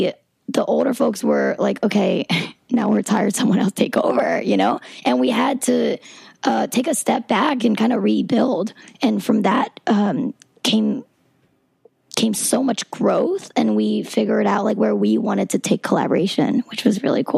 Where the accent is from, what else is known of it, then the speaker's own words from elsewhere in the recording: the South, United States; And there's a reason that I was raised in the South and that I was introduced to politics and in the South